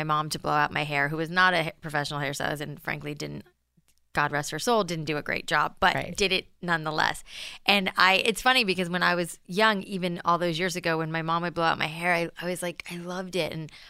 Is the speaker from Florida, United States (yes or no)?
yes; Florida, United States; also born or lived in New York; I was born in New York and grew up in South Florida, and the humidity in South Florida, and I have naturally curly hair